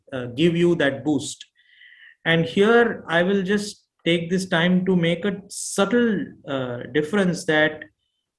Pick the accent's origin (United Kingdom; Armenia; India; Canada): India; moved away; also born or lived in Houston, Texas; I am born and brought up in India